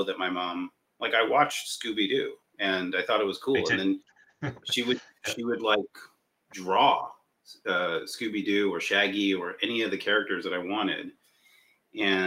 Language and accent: English; Los Angeles, California, United States; I was born in LA. I was born in Hollywood, and my mom worked as an animator.